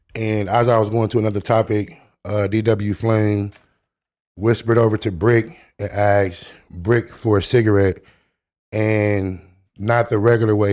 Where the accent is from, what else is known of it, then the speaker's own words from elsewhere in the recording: Long Beach, California, United States; I grew up in Long Beach